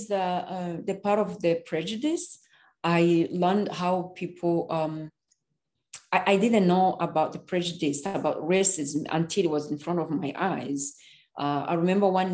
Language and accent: English; Rwanda; English is a second language; moved away as an adult; now in United States; I'm from Rwanda.